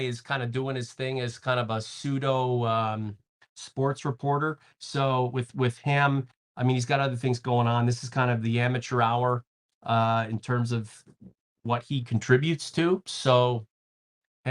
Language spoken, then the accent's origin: English; Toronto, Ontario, Canada; I grew up in, like, Cabbage Town, Regent Park, Toronto